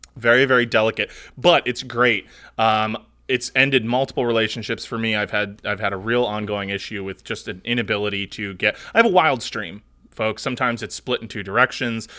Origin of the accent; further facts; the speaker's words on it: United States; I am an American